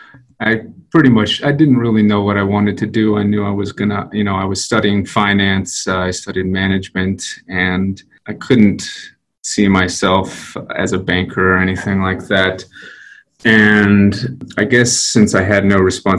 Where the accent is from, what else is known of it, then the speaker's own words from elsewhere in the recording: Denver, Colorado, United States; born and bred in Denver, Colorado. Fantastic place to grow up